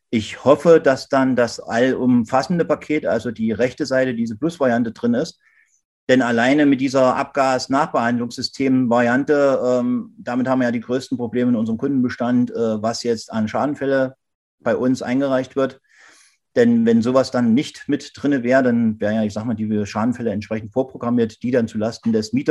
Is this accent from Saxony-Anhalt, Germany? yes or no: yes; Saxony-Anhalt, Germany; Wir haben hier in Sachsen-Anhalt, wo ich herkomme, letztendlich äh, den Fall gehabt